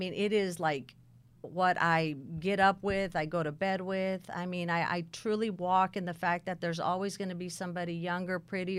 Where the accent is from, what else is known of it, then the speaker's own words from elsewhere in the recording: California, United States; I was born and raised in California. And I was raised by my dad's mother, my grandmother.